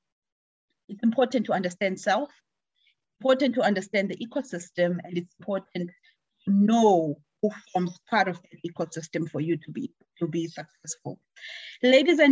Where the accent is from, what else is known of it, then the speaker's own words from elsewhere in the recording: Alice, Eastern Cape, South Africa; from the University of Fort Hare, my hometown